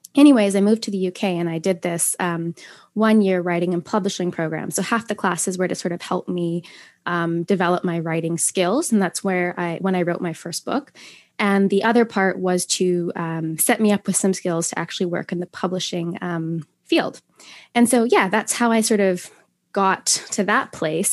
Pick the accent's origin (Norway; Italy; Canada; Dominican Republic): Canada; Saskatoon, Saskatchewan; moved away as an adult; also born or lived in United Kingdom; in my hometown of Saskatoon, uh, Saskatchewan. I live in Canada